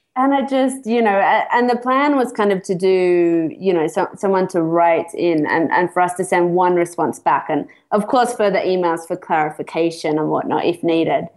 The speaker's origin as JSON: {"language": "English", "country": "Australia", "also_born_or_lived": "Sydney", "moved": "as an adult", "lives_now": "United Kingdom", "said": "I'm Australian. Uh, I've been abroad for a couple of years, and I relocated to the UK"}